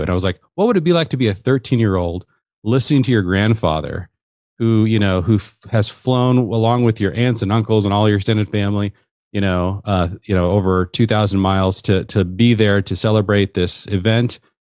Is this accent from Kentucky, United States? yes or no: no; Seattle, Washington, United States; I grew up in the Seattle area.